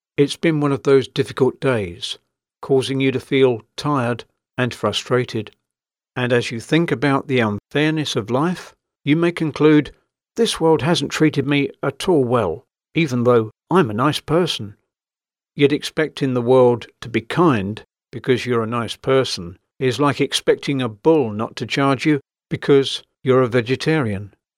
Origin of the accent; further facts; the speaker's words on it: London, United Kingdom; As a Londoner by birth